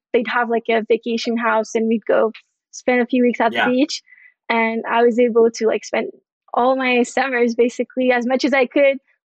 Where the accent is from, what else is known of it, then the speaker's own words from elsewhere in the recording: Montreal, Quebec, Canada; moved away as an adult; now in Florida, United States; I'm from Montreal, from Canada. I just moved to Florida in November